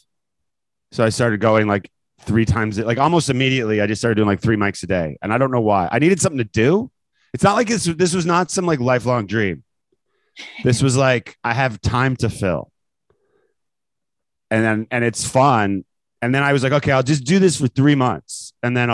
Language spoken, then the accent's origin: English; Canada; moved away as an adult; now in United States; I grew up in Canada and then came here for school, for college, and came to America for college, and then never left